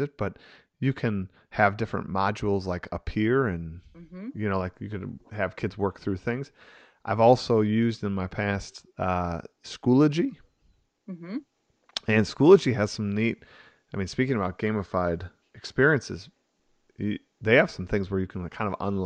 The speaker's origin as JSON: {"language": "English", "region": "Wisconsin", "country": "United States", "tie": "born or raised there", "said": "growing up in Wisconsin"}